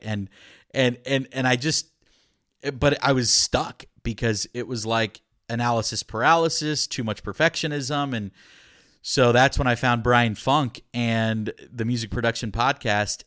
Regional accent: Orlando, Florida, United States; first language Spanish; English is a second language; moved away as an adult; also born or lived in Puerto Rico; now in Austin, United States; I'm originally from Florida, born and raised in Florida, kind of in the Orlando area

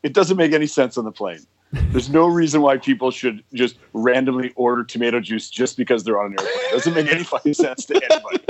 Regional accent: Thompson, Manitoba, Canada; moved away; One that was actually born in Thompson?

